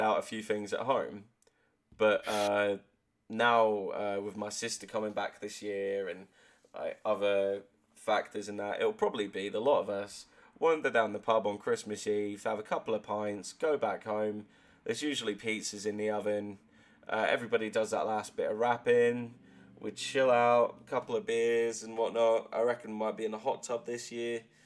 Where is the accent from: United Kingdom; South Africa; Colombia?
United Kingdom; Exmouth, South West England; also born or lived in Exeter; my hometown of Exmouth